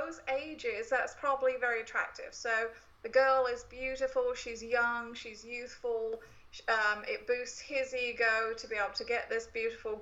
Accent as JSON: {"language": "English", "country": "United Kingdom", "moved": "yes", "lives_now": "United States", "said": "I, as a Brit"}